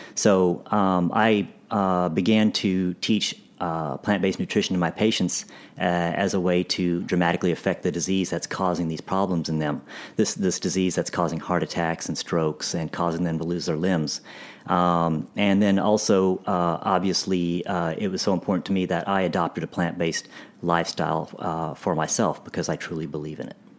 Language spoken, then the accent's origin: English; Dallas, Texas, United States; I grew up in Dallas